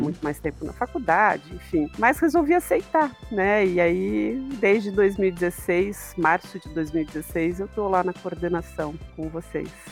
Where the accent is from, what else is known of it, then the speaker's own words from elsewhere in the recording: Analândia, São Paulo, Brazil; moved away as an adult; now in Curitiba, Brazil; E eu fiquei em Analândia até os 18 anos, né? Então, a minha infância e adolescência aí foi em Analândia